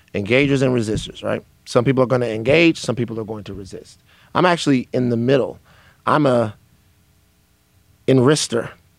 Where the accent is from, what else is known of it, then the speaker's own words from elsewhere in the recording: the South, United States; this is a problem even from growing up in the South, is I have a problem with Black people not wanting to hurt white people's feelings.